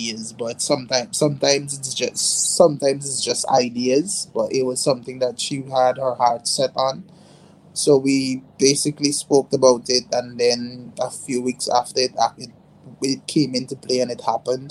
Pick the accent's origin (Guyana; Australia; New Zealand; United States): Guyana; New Amsterdam, East Berbice-Corentyne; where I'm from is New Amsterdam, Kanji. So I'm from Kanji